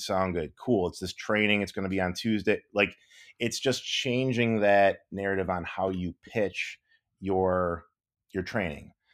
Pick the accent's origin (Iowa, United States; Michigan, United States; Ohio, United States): Michigan, United States; moved away; also born or lived in Los Angeles; growing up in Michigan